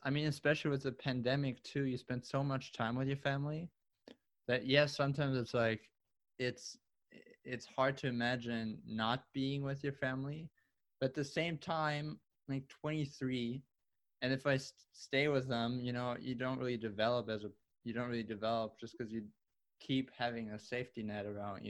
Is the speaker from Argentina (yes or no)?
no; Germany; English is a second language; now in Buffalo, United States; when I moved from Germany to the US, Buffalo was not something I was like, okay.